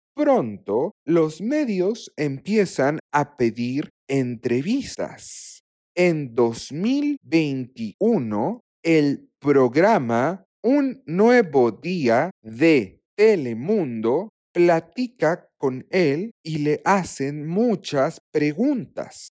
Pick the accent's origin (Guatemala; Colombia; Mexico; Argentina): Mexico; Sinaloa; Yo soy de Sinaloa